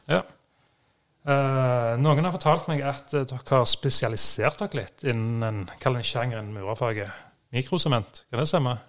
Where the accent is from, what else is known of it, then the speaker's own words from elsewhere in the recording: Sandnes, Rogaland, Norway; Vi er fra Sandnes begge